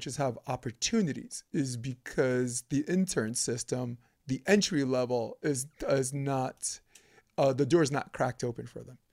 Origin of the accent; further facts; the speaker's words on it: New York City, New York, United States; I grew up on Flatbush